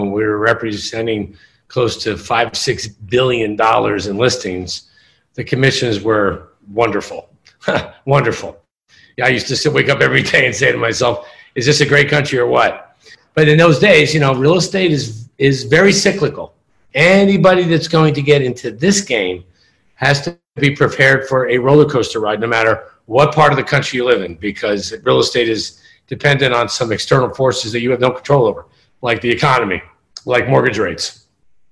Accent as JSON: {"language": "English", "region": "New Jersey", "country": "United States", "also_born_or_lived": "New York area", "moved": "as an adult", "lives_now": "Miami, United States", "said": "I'm originally from the Garden State of New Jersey"}